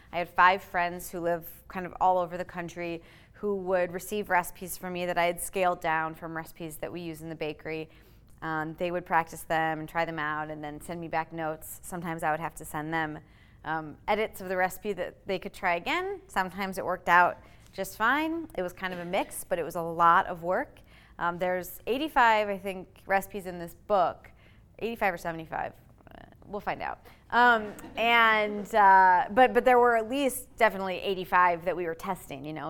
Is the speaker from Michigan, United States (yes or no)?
yes; Michigan, United States; moved away; Michigan, actually, where I was from